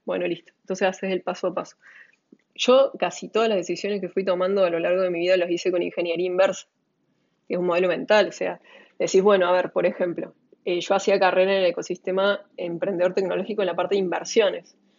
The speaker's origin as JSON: {"language": "Spanish", "region": "Córdoba", "country": "Argentina", "tie": "born or raised there", "also_born_or_lived": "Buenos Aires", "moved": "as an adult", "said": "cordobesa, argentina, mujer, emprendedora, emprendedora social, eh, amiga, hermana, hija, pareja, eh, muchos, muchos tópicos. Crecí en Córdoba"}